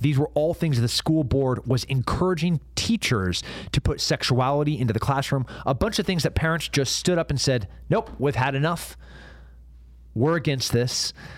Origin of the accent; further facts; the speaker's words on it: United States; also born or lived in Texas; an American and a veteran